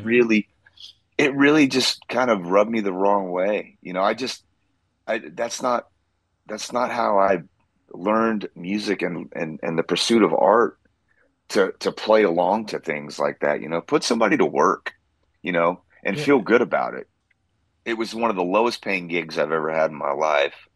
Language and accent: English; Central Coast, California, United States; moved away as an adult; also born or lived in Santa Maria, California / Los Osos, California / Atascadero, California / Bakersfield, California; now in Nashville, United States; I was born and raised in California. I was born on the Central Coast, a city called Santa Maria